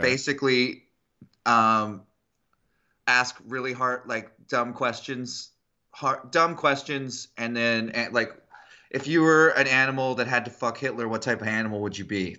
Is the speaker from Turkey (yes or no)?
no; Canada; I'm from Canada, the place of the best women's soccer or football.